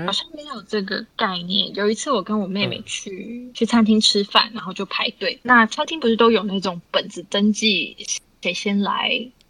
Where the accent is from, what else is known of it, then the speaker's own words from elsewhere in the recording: Vancouver, British Columbia, Canada; moved away as an adult; also born or lived in Taipei, Taiwan / London, United Kingdom; now in Taiwan; 我在台北出生，在温哥华长大，然后有一些日本、韩国交换学生的经验，然后在，啊，伦敦念硕士